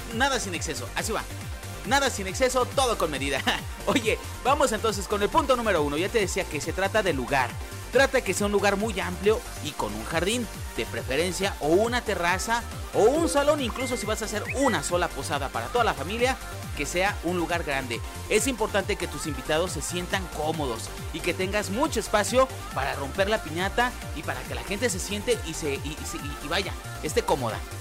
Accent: Santa Ana del Conde, Guanajuato, Mexico; now in León, Mexico; Yo soy de Santana del Conde, si tú no lo sabías, yo soy de allá y me encantaba de niño ir a las posadas

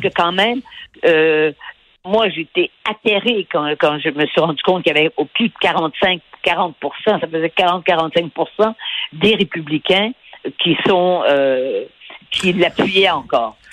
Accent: Canada; j'étais du Canada

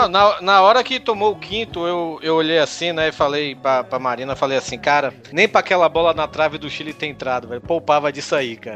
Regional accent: Brazil; also born or lived in Fortaleza; Eu sou brasileiro, sou americano do Sul

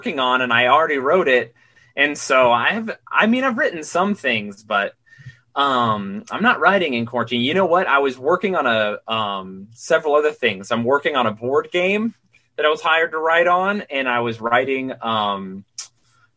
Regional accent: Utah, United States; now in New York, United States; I'm from Utah, which is really odd in its own special way

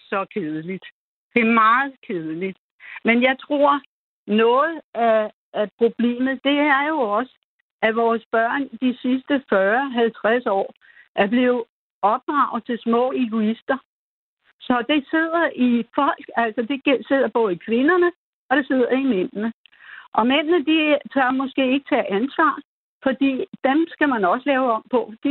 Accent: Denmark; vi er jo danskere

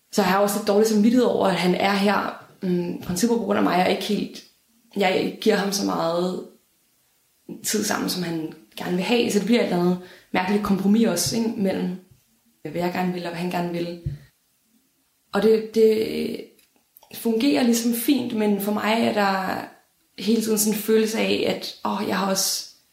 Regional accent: Denmark; jeg er fra Danmark

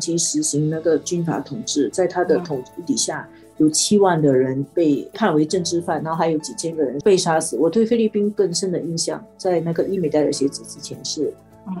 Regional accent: Singapore; 我作为一个新加坡人啊

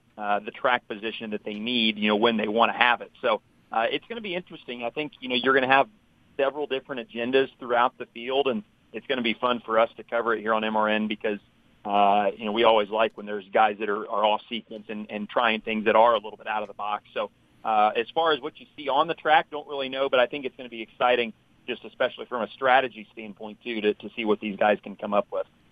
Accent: Indianapolis, Indiana, United States; I'm I'm originally from Indianapolis, and uh, so I've grown up, you know, going to the Indy 500

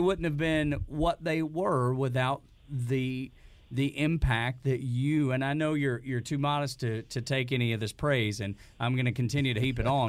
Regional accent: Northwest Georgia, United States; I'm from Northwest Georgia, and we met while I was in the military

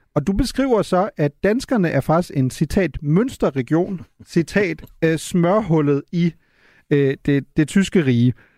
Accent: Germany; som tysker

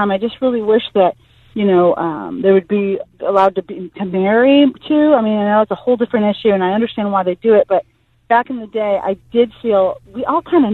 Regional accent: Toledo, Ohio, United States; when I grew up in Toledo, Ohio

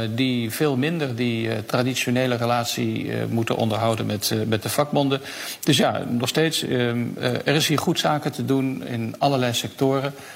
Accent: Netherlands; moved away as an adult; now in Paris, France; als Nederlanders

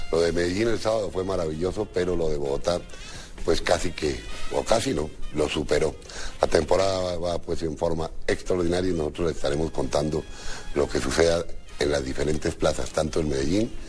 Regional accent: Cuba; pero nos quedamos cortos de tiempo y siendo cubanos

